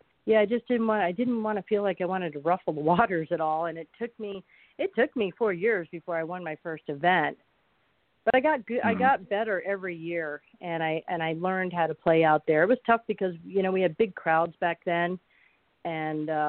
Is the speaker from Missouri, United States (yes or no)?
no; Phoenix, Arizona, United States; right here in my hometown. Ironically enough, where I played high school boys golf on the team